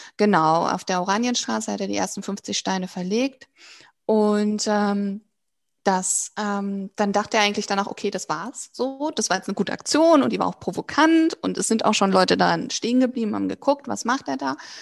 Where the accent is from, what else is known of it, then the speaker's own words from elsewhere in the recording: Münsterland, North Rhine-Westphalia, Germany; moved away; also born or lived in Dortmund / Mexico / Berlin; ich bin gebürtig ähm, aus dem, äh, tatsächlich aus Dortmund, aber aufgewachsen dann im Münsterland